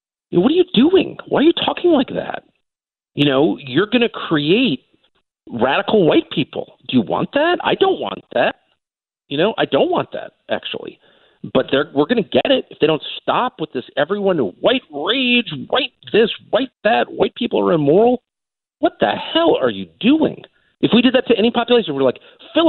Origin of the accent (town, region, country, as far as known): United States; born or raised there